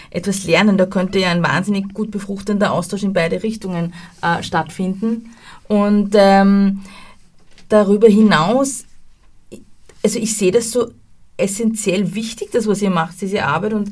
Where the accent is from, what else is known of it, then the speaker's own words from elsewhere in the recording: Austria; Und das ja. fehlt bei uns in Österreich, dieses Mindset fehlt komplett.